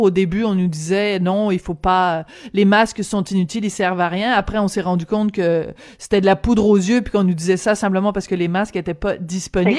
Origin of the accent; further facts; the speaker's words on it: France; moved away; also born or lived in Quebec; je suis née en France